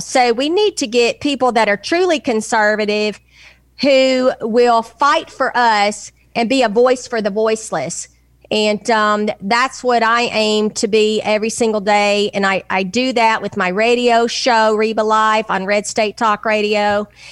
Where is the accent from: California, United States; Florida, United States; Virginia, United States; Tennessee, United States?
Tennessee, United States; Nashville; I'm from Tennessee. I was born in Nashville